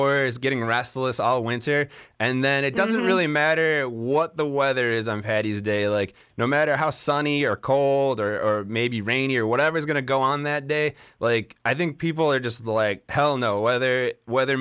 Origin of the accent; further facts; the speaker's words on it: Chicago, Illinois, United States; born and raised in Chicago, like a lot of friends and family here